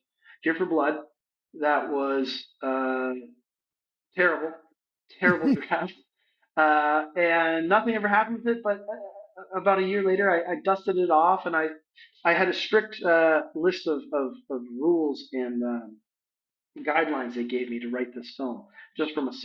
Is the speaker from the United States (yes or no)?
no; London, Ontario, Canada; my hometown of London, Ontario, Canada.